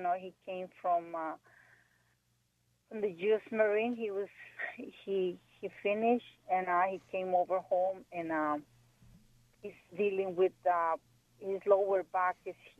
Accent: Mexico; now in Los Angeles, United States; I'm from Mexico.

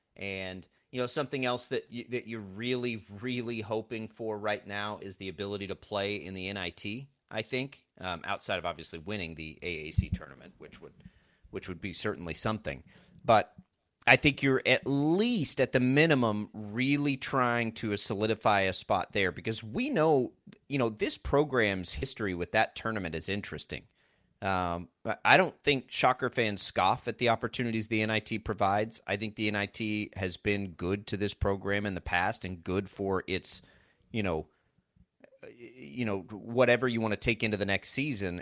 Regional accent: Texas Panhandle, United States; moved away; growing up in the Panhandle of Texas

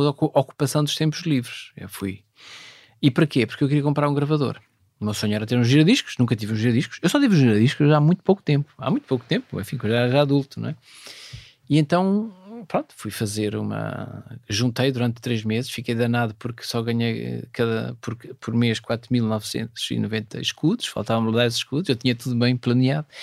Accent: Vila Nova de Cerveira, Norte, Portugal; moved away; lá da minha terra, Vila Nova Cerveira

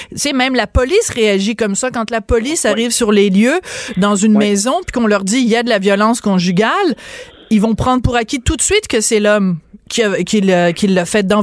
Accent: Bordeaux, Nouvelle-Aquitaine, France; born there; je suis née en France, vous le savez peut-être, peut-être, pas. Euh, je suis née dans la ville de Bordeaux euh, parce que mon père, qui travaillait pour le gouvernement canadien, euh, était établi à Bordeaux à ce moment-là.

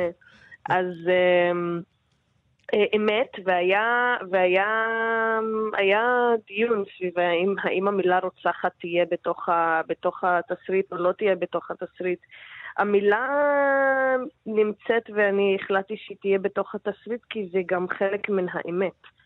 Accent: Palestine; בתור להט"בים פלסטינים

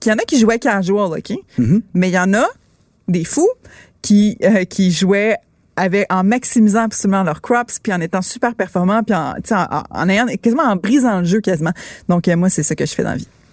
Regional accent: Quebec, Canada; on est québécois

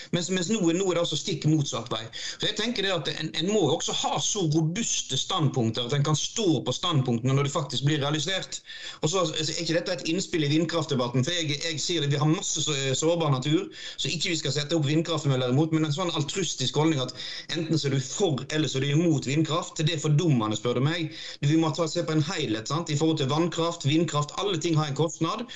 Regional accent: Odda, Vestland, Norway; jeg kommer jo fra Odda, det er et industrisamfunn. Og når jeg vokste opp, så var fjorden eh, rødere enn rød

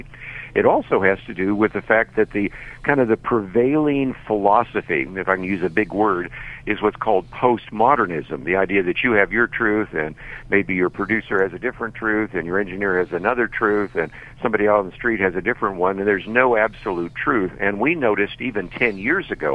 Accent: Berkeley, California, United States; I was born in Berkeley, California, so I understand the culture in which you're speaking right now, and grew up in the San Francisco Bay Area

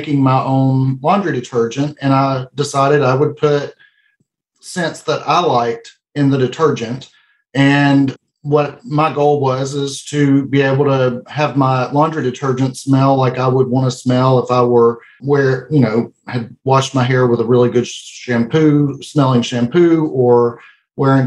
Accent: El Dorado, Arkansas, United States; We're from El Dorado, Arkansas, and that's where our business is located.

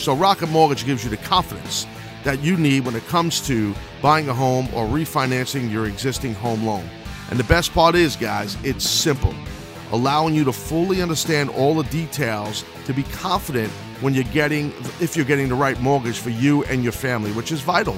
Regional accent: New York, United States; I'm from New York

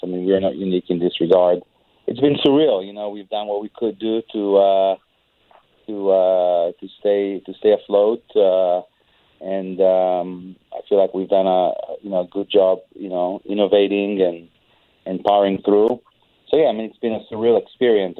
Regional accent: Israel; moved away; I'm an immigrant, and I see what the kind of things that are happening in my home country of Israel

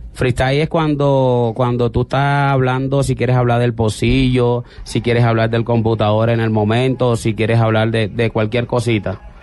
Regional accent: Santa Marta, Magdalena, Colombia; yo soy Samario. Samario. Más costeño

